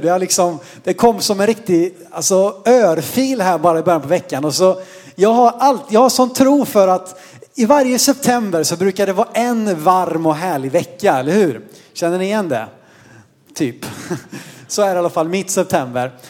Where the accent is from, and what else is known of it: Sweden